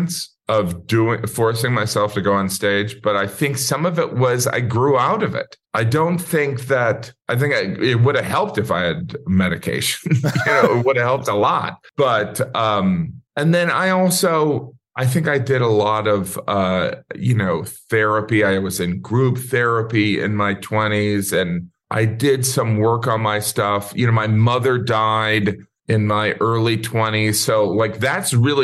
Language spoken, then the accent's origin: English; Northwest Indiana, United States; also born or lived in Illinois; moved to kind of Rust Belt, Indiana, then eventually moved to kind of more on the edge of Rust Belt and farmland.